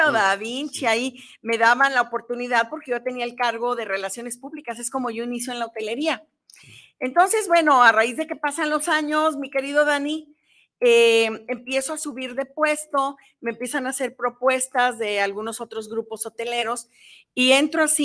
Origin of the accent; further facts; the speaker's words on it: Jalisco, Mexico; also born or lived in Mexico City; Fíjate que yo también nací en la Ciudad de México, pero también soy hija adoptiva desde muy chica. Yo me vine a los cinco años.